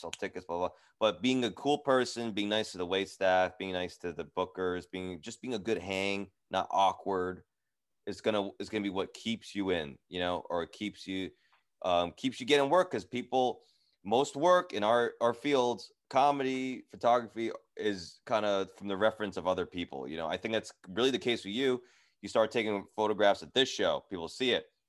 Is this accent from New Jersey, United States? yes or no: yes; Edison, New Jersey, United States; I grew up in Edison, New Jersey